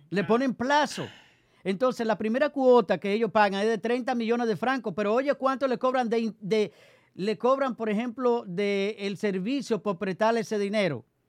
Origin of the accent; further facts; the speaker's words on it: Dominican Republic; nosotros somos dominicanos.